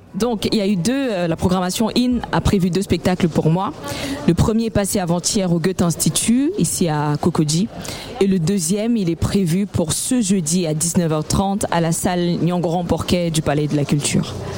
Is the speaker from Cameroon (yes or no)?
yes; Cameroon; avec cette identité qui m'est propre en tant que Camerounaise, c'est-à-dire que dans le choix des, des langues, dans le choix de, des musiques les rythmes qui accompagnent mes textes, il était important de rappeler d'où je viens